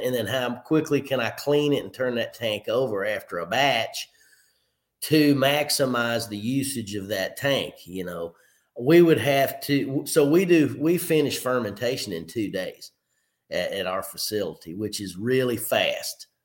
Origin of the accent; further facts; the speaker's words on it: Clinton County, south central Kentucky, United States; also born or lived in Covington, Kentucky / Pikeville, Kentucky; i graduated from clinton county high school shout out to my hometown there in south central kentucky